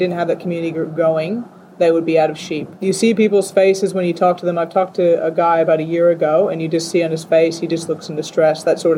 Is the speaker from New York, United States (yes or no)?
no; Salinas, California, United States; moved away as an adult; also born or lived in Pilbara, Western Australia; now in Western Australia, Australia; I'm from Salinas, California, where we grow lots of lettuce